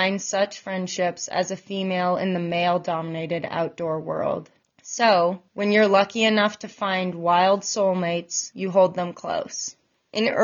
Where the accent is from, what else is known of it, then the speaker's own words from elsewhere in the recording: Bozeman, Montana, United States; moved away as an adult; now in Sun Valley, United States; I was born and raised in Bozeman, Montana, and I'm currently living in the Sun Valley area